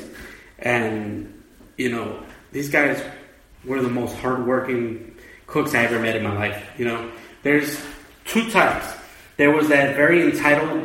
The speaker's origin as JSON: {"language": "English", "town": "Houston", "region": "Texas", "country": "United States", "tie": "born or raised there", "said": "Being from Texas, well, being from Houston specifically, it's like essentially being Mexican in a sense where all my classmates were Mexican"}